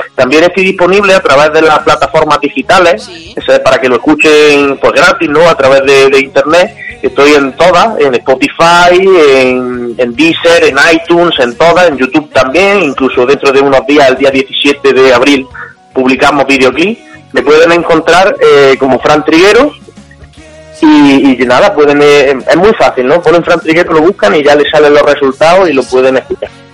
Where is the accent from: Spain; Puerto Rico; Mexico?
Spain; Jaén, Andalusia; also born or lived in Torredelcampo; yo soy de Jaén, aunque sí es verdad que me he tirado por cosa de 15 años viviendo en el pueblo vecino de Perro del Campo